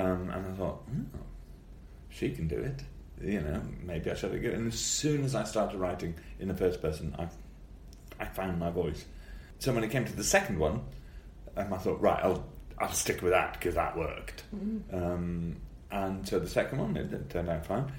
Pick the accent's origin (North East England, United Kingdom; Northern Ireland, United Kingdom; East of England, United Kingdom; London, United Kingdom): North East England, United Kingdom; Newcastle upon Tyne; accent: Geordie; moved away; my Geordie accent comes back much more when I can up there